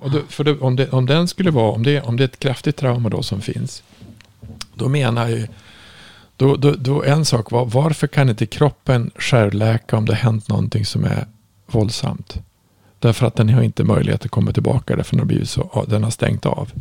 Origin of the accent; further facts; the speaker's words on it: Norrland, Sweden; jag kom ju från Norrland